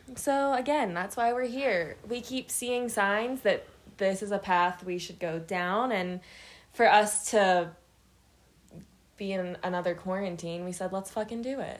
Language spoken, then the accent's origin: English; Pittsburgh, Pennsylvania, United States; moved away as an adult; now in Colorado, United States; I'm from Pittsburgh, Pennsylvania. Proud.